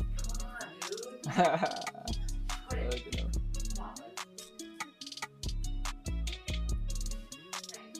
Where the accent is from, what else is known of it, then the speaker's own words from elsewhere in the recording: Florida, United States; moved away; I wanted to come back to Florida because I like being like with my family